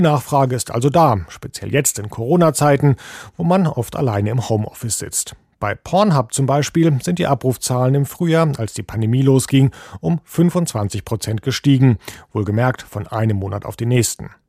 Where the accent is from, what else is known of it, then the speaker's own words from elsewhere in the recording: Germany; sind wir Deutsche